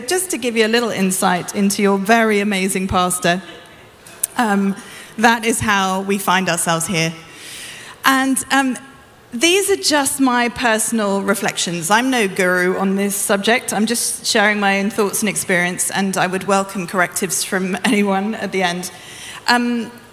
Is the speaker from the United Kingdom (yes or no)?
yes; United Kingdom; I'm British